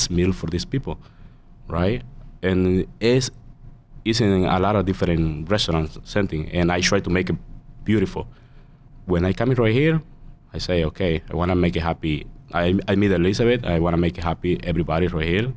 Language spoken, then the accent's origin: English; El Salvador; English is a second language; now in United States; I'm from El Salvador, and El Salvador, like when I am a little kid, I have my own spot for sell fruits